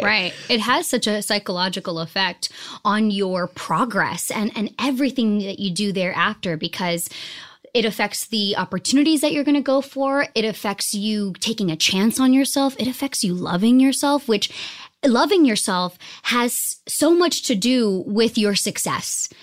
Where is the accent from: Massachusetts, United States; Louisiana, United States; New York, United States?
Massachusetts, United States; Boston; also born or lived in New Jersey; I was raised in Boston, Massachusetts.